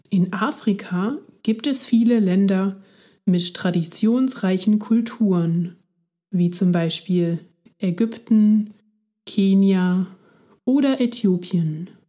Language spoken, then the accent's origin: German; Basel, Basel-Stadt, Switzerland; now in Berlin, Germany; Ich komme aus der Schweiz, aus der Stadt Basel. Jetzt lebe ich in Deutschland, in Berlin.